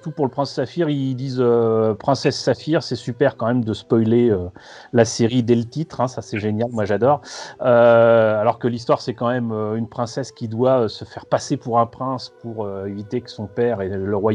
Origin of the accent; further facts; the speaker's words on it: Paris, Île-de-France, France; euh, De Paris. Euh, je suis né en 1970